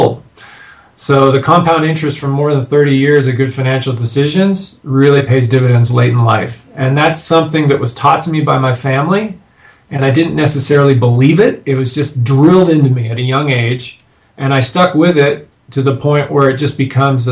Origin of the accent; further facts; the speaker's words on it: Canada; now in United States; I'm a Canadian living in the States now